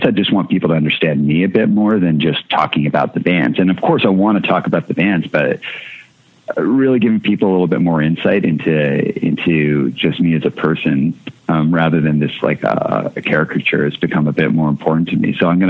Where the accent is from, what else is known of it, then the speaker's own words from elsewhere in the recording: Canada; I couldn't go to a doctor cause I'm Canadian.